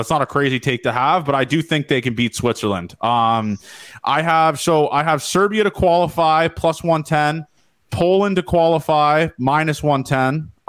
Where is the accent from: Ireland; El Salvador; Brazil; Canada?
Canada; obviously I'm Italian first before I'm Canadian